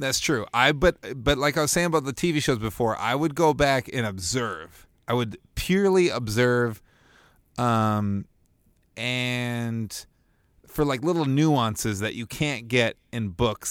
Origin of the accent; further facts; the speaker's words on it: Bloomington, Minnesota, United States; also born or lived in Winona; Bloomington, Minnesota, my hometown.